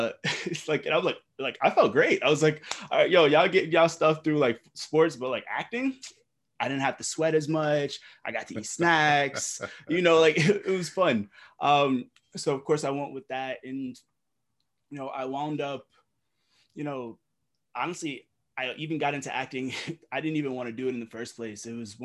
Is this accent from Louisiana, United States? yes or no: no; Delaware, United States; also born or lived in Brooklyn, New York; I was born in Brooklyn, of course, not in the best neighborhoods, but of course, my mom being a single mom, she just did what she had to do to try and get us out. And you know, she just moved us to Delaware, just her